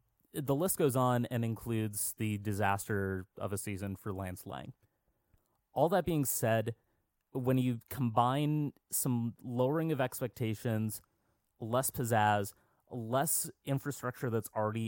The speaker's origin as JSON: {"language": "English", "region": "Minnesota", "country": "United States", "said": "as a Minnesotan"}